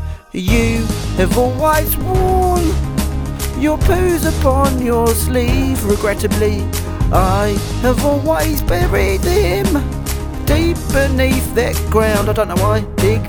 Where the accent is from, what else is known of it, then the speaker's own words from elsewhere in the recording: South Africa; No, I'm from South Africa. A lot of people don't know that.